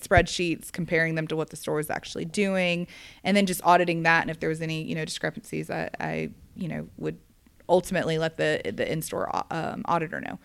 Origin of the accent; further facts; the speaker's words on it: Gwinnett County, Georgia, United States; I grew up in Gwinnett County, Georgia